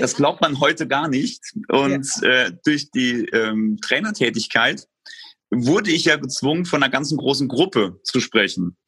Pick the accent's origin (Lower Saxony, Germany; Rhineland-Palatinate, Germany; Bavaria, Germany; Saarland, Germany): Saarland, Germany; Saarbrücken; also born or lived in Lübeck; Ich komme aus Saarbrücken, der Landeshauptstadt des Saarlandes